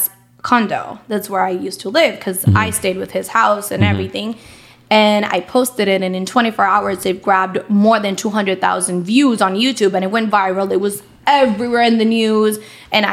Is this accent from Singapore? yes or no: no; San Juan, Puerto Rico; I'm from Puerto Rico